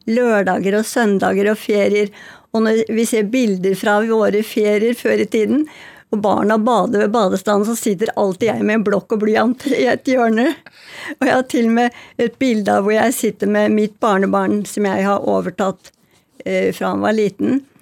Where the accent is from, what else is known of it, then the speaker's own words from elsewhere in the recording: Oslo, Norway; jeg kjenner igjen alt i bøkene fra mitt liv da jeg vokste opp på Bjølsen.